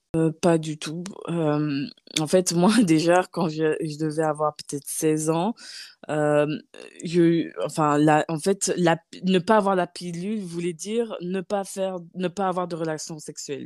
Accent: Nancy, Grand Est, France; moved away as an adult; also born or lived in Gabon / Paris, France; now in Luxembourg; vers l'âge de 10 ans, j'ai, euh, je suis allée vivre chez ma tante à Nancy

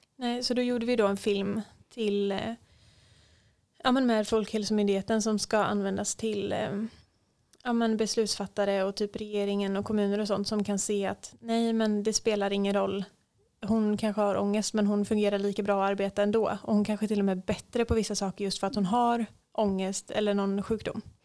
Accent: Hultsfred, Kalmar County, Sweden; moved away; hotellet där jag jobbade hemma i Hultsfred

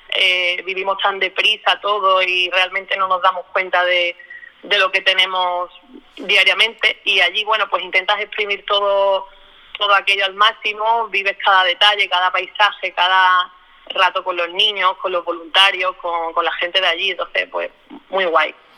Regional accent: Málaga, Andalusia, Spain; soy de Málaga

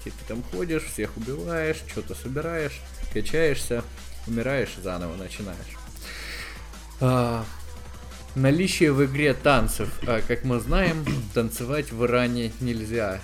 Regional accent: Donetsk Oblast, Ukraine; moved away; Мы просто из Донецкой области

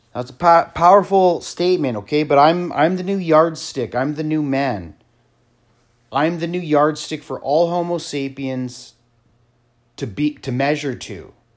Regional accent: Canada; I come from Canada

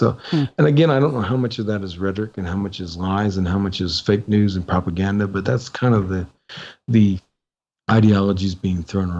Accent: United States; now in Nepal; I'm an American

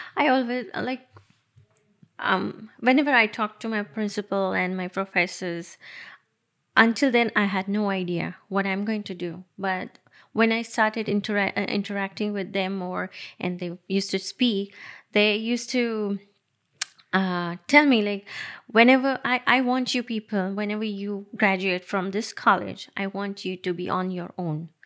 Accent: Nashik, Maharashtra, India; moved away; I actually born and brought up in Nasik

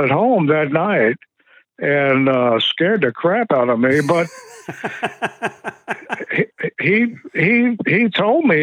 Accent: Emporia, Virginia, United States; also born or lived in Richmond, Virginia; I grew up in Emporia, Virginia.

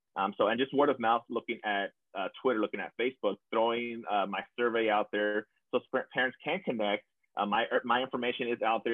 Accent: South Texas, United States; coming back to my hometown um, as an example to my students as well, a, a, little kid down here from, from South Texas

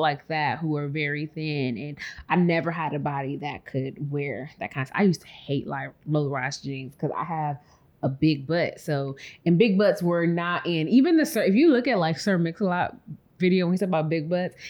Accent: Chicago, Illinois, United States; moved away as an adult; also born or lived in Nashville; now in Houston, United States; I was born and raised in Chicago

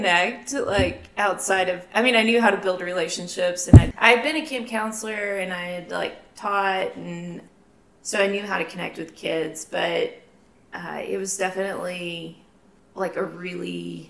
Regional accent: Memphis, Tennessee, United States; moved away as an adult; now in Lubbock, United States; I'm originally from Memphis, Tennessee, transplanted to Lubbock in 2015. So I've been here almost 7 years.

